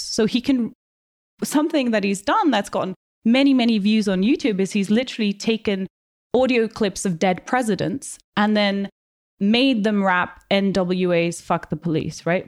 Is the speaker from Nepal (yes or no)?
yes; Kathmandu, Bagmati, Nepal; moved away as an adult; now in United Kingdom; I grew up in Kathmandu in the eighties and the nineties